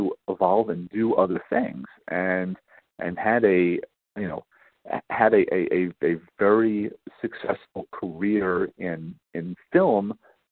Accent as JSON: {"language": "English", "town": "New York City", "region": "New York", "country": "United States", "tie": "born or raised there", "said": "I grew up on Staten Island"}